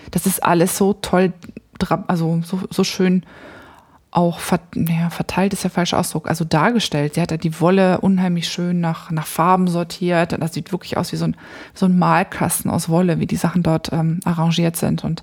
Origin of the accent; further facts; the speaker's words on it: North Rhine-Westphalia, Germany; Ich bin nämlich da, ich komme ja da aus der Ecke vom Niederrhein